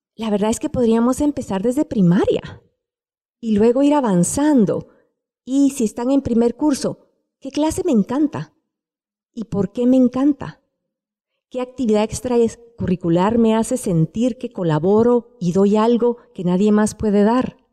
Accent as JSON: {"language": "Spanish", "country": "Guatemala", "said": "siendo guatemaltecos"}